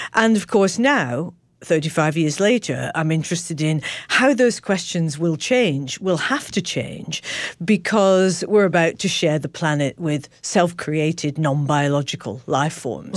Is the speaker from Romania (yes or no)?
no; Manchester, North West England, United Kingdom; I was born in Manchester